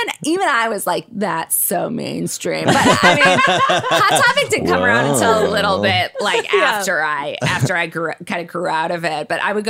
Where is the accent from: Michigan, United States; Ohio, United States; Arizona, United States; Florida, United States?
Michigan, United States; Detroit; I grew up right outside of Detroit, and it was an incredibly diverse area where I grew up. And then for midway through middle school, we moved to this very cushy white, you know, Christian